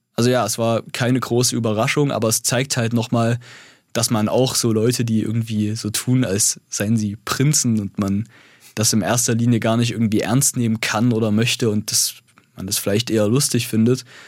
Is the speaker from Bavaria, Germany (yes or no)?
no; Zwickau, Saxony, Germany; moved away as an adult; now in Halle, Germany; weil ich meine Heimatstadt liebe